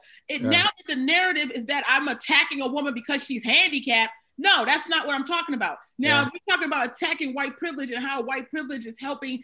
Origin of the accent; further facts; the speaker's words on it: Maryland, United States; moved away as an adult; now in New York, United States; I'm from Maryland because I think I have such a New York vibe. But I mean, I've been here like 20 years